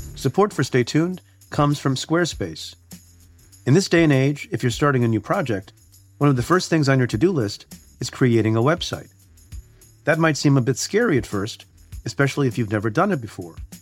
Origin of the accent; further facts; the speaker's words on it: United States; first language English; also born or lived in India; I came to the States when I was a year old and basically English is my native language